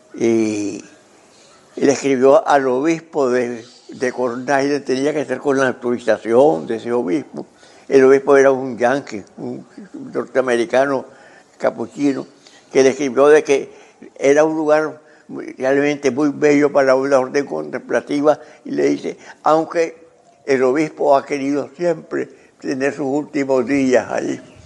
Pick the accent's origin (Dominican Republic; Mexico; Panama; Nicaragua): Nicaragua; nuestros paisajes que teníamos, el lago, el río San Juan